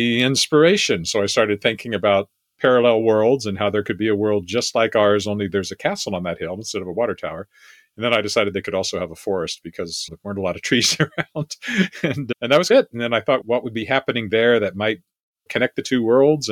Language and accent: English; Weyburn, Saskatchewan, Canada; moved away; editor of my hometown newspaper. I was editor at the age of 24 of my newspaper back at Weyburn, Saskatchewan